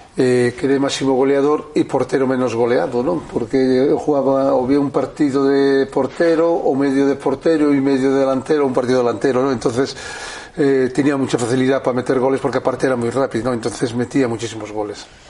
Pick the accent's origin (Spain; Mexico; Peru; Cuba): Spain; Betanzos, Galicia; moved away; yo, soy de natural de Betanzos, que es mi pueblo, está a 20 kilómetros de La Coruña aproximadamente